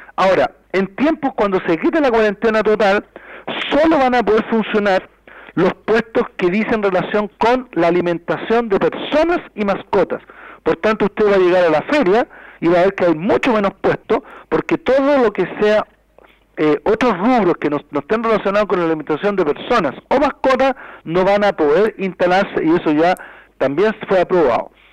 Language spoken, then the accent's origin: Spanish; Chile